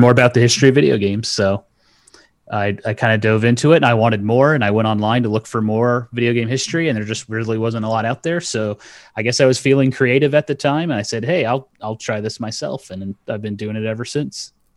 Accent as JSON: {"language": "English", "region": "North Carolina", "country": "United States", "tie": "born or raised there", "also_born_or_lived": "Okinawa, Japan", "said": "I grew up in North Carolina"}